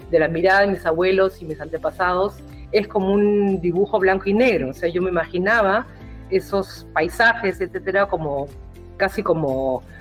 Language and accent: Spanish; Peru; now in Berlin, Germany; porque vengo del Perú, no parezco peruana, o sea, también Europa es así que espera que el peruano que llega sea más peruano que yo, ¿no? con esa cara de gringa